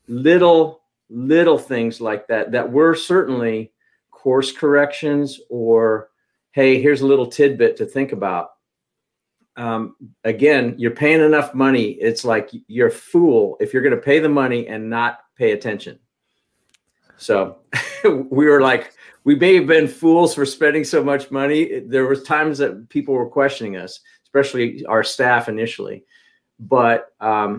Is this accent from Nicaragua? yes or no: no; Kansas, United States; now in Charlotte, United States; I'm from Kansas originally